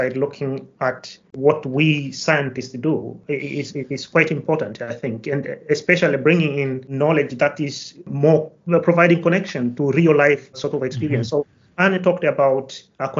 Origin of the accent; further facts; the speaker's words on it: Kilimanjaro, Tanzania; now in Nottingham, United Kingdom; I come from Tanzania, to be precise, from Kilimanjaro. So I was actually born and raised in a farming community, I would say, in the foothills of the highest mountain in Africa.